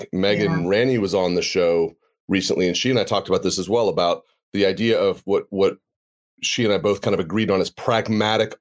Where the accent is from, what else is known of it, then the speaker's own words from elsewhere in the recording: United States; you and I grew up in the United States